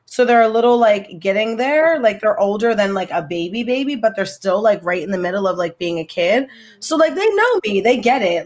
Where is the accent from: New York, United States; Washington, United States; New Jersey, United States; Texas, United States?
New Jersey, United States; Trenton; moved away as an adult; now in Hackensack, United States; I'm from Trenton, New Jersey